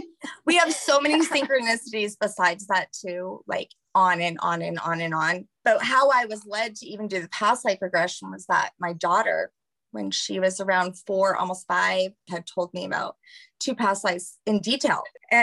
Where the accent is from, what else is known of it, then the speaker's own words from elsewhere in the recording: Louisiana, United States; now in Colorado; We're from the same state, but we live, you know, in Colorado, but we're originally from Louisiana.